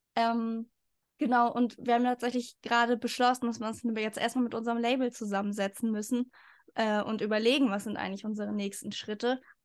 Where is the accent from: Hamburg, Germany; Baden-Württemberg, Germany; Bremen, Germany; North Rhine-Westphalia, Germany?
Hamburg, Germany; ich komme auch aus Hamburg